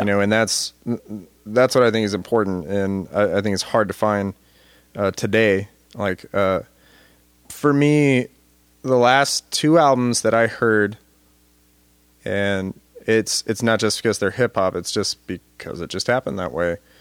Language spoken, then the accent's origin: English; United States; thinking of myself as an American